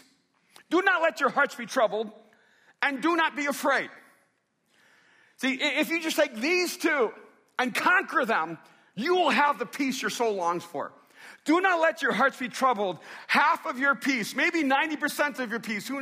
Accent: Miami, Florida, United States; When I was growing up in Miami

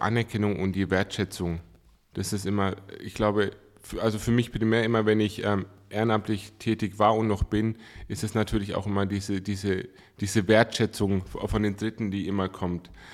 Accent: Coburg, Bavaria, Germany; geboren und aufgewachsen in Coburg

